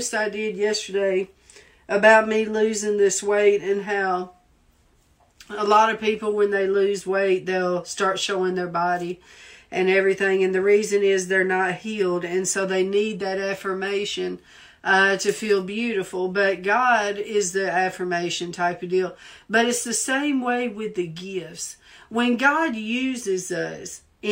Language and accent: English; the South, United States; accent: Southern; now in Washington, D.C., United States; people made fun of me because of my accent. Because I speak so Southern.